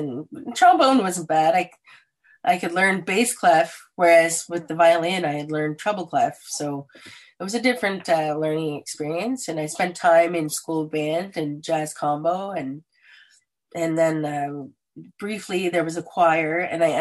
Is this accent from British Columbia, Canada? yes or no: no; Ingersoll, Ontario, Canada; also born or lived in Stratford, Ontario / Lucknow, Ontario; I was born in the Stratford area, but then we relocated to the Ingersoll area where I spent most of my public school years.